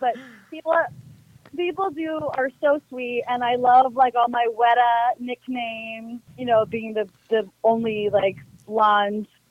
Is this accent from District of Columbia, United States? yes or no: no; Milwaukee, Wisconsin, United States; moved away as an adult; also born or lived in Missouri; now in El Paso, United States; i'm from Milwaukee, Wisconsin. So I'm born and raised in the beer drinking, cheese eating capital of the world